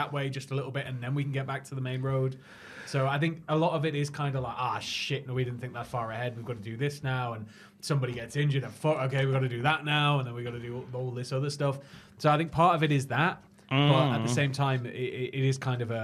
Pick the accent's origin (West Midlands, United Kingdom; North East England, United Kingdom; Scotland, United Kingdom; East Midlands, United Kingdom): North East England, United Kingdom; the Northeast; I was born in the Northeast